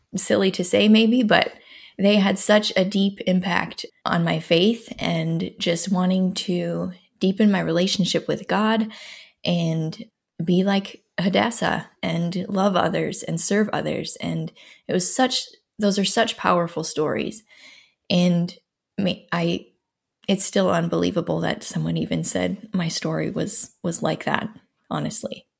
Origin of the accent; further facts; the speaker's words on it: Minnesota, United States; now in Iowa, United States; I'm from Minnesota originally, born and raised there, and currently live in Iowa, central Iowa